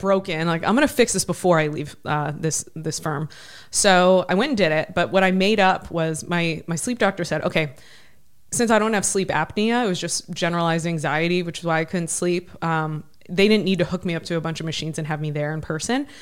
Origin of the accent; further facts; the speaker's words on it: Ohio, United States; moved away; I grew up in Ohio.